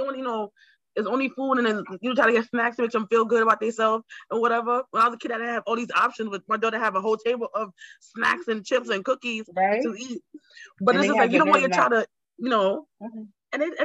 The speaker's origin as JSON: {"language": "English", "country": "Jamaica", "also_born_or_lived": "Queens, New York", "moved": "yes", "lives_now": "New York, United States", "said": "I'm Jamaican"}